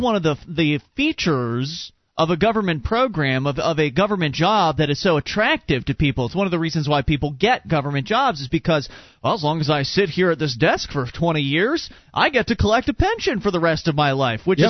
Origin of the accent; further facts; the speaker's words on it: Sarasota, Florida, United States; moved away; we come from Sarasota, Florida, where the the housing market's pretty crazy